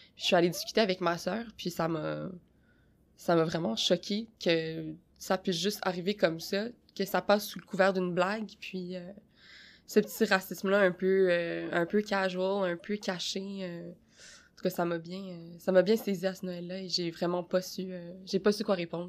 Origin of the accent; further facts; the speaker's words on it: Quebec, Canada; je suis née au Québec